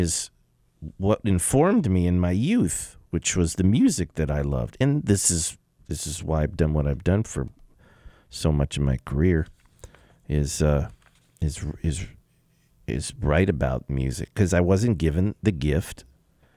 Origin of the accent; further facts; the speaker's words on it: Los Angeles, California, United States; I grew up in the San Fernando Valley, Grant High School, Valley College